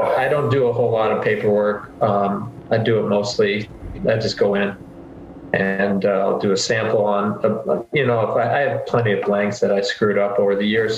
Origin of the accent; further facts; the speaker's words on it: Northwest Indiana, United States; growing up in Northwest Indiana, where most people here are Bulls fans